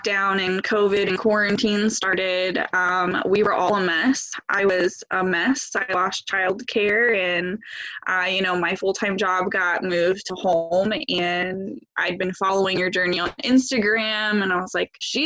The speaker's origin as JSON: {"language": "English", "region": "West Virginia", "country": "United States", "tie": "born or raised there", "moved": "yes", "lives_now": "Ohio, United States", "said": "I live in Ohio, but I grew up in West Virginia."}